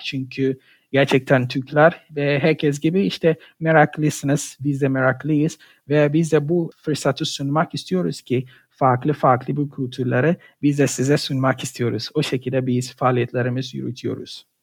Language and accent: Turkish; Ghana; Turkish is a second language; moved away as an adult; also born or lived in Poland; now in Gaziantep, Turkey; Ganalıyım. Gana'da yaşadım, okudum. 2016 yılında işte Türkiye'ye geldim.